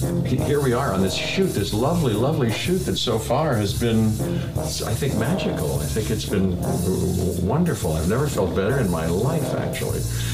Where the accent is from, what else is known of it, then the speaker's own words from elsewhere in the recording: Pittsburgh, Pennsylvania, United States; at my house where we grew up in Pittsburgh